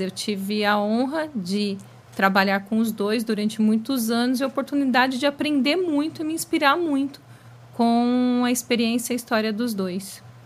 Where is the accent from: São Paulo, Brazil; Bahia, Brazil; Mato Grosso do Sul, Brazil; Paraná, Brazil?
São Paulo, Brazil; ABC; pois eu sou do ABC, no ABC, naquela época, anos 80, tudo girava em torno das metalúrgicas.